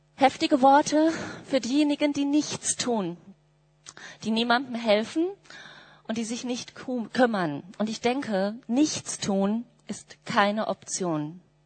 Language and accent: German; Germany; wir Deutschen haben auch so unsere besondere Geschichte damit